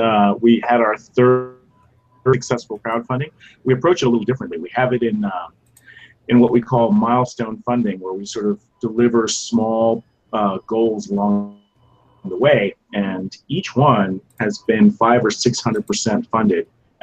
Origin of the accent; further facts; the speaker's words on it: Japan; I grew up in Japan, right? So I was watching these movies as a kid in Japan in the theaters, like Ultraman.